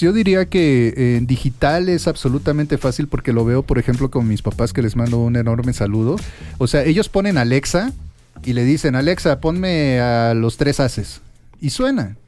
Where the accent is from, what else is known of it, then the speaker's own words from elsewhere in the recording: Minatitlán, Veracruz, Mexico; a mi natitlán, a mi tierra natal que pues por eso uno también es fandanguero